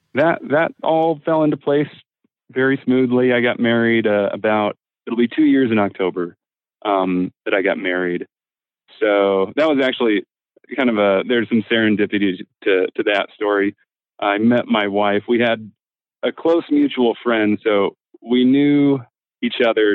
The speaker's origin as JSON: {"language": "English", "region": "Midwest", "country": "United States", "said": "I'm from the Midwest, so not a particularly Catholic part of the country"}